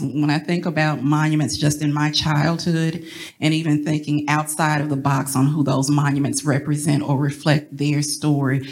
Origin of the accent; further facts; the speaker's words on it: Columbus, Mississippi, United States; I grew up in Columbus, Mississippi